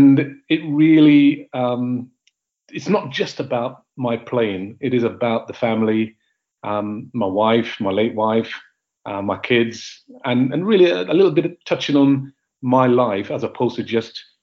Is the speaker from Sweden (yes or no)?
no; Grenada; I'm from Grenada